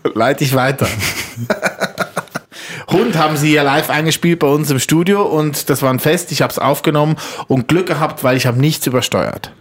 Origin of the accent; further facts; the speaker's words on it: Switzerland; Bei uns in der Schweiz